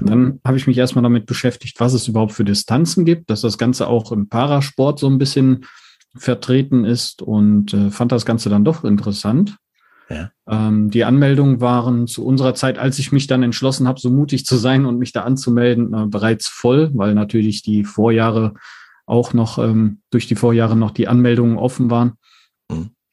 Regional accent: Mettmann, North Rhine-Westphalia, Germany; komme aus Mettmann, das liegt in NRW bei Düsseldorf

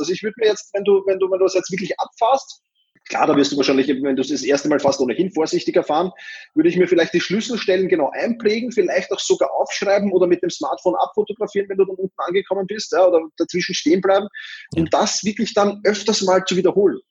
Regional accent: Austria; ich als Österreicher

